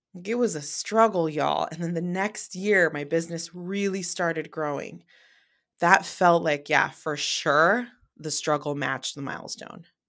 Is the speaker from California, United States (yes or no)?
yes; San Francisco Bay Area, California, United States; I'm from the Bay Area